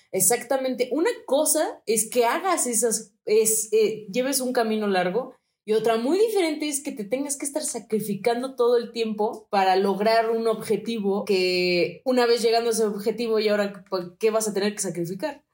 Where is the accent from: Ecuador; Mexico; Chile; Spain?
Mexico